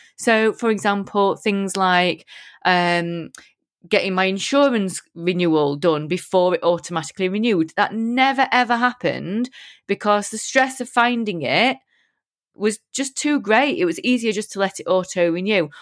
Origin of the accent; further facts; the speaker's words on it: United Kingdom; I'm proper British